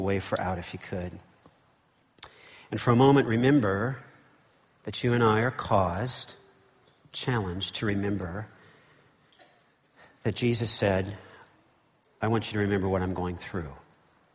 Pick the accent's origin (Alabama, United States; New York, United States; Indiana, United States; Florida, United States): Indiana, United States; Northeastern; Where I grew up in Midwestern India, in Northeastern Indiana